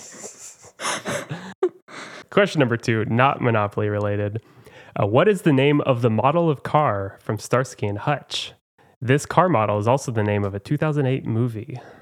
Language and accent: English; Oklahoma, United States; now in Chicago, United States; I'm from Oklahoma, where everyone has a smile on as they greet